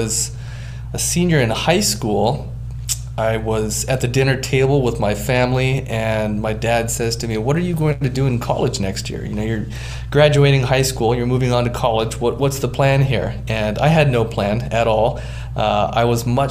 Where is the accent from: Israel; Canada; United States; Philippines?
United States; Hawaii; I grew up in Hawaii surfing